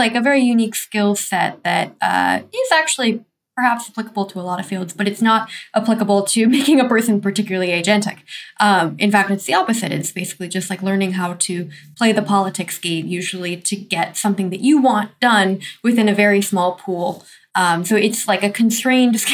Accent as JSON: {"language": "English", "country": "United States", "tie": "born or raised there", "said": "the environment I grew up in America"}